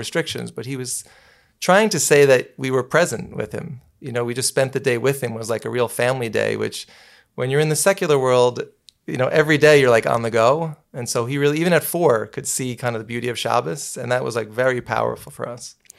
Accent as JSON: {"language": "English", "town": "New City", "region": "New York", "country": "United States", "tie": "born or raised there", "said": "I was born and raised in New City, New York"}